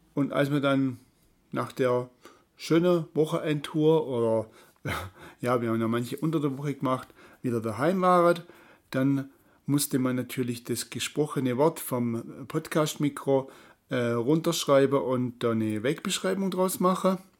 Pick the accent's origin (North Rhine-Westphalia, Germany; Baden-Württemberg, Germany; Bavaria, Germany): Baden-Württemberg, Germany; Tuttlingen; von der Ostalb bis runter Richtung Tuttlingen, da wo ich herkomme